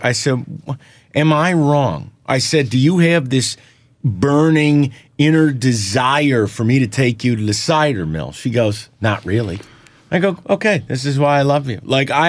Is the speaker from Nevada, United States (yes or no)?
no; Detroit, Michigan, United States; I'm from Metro Detroit.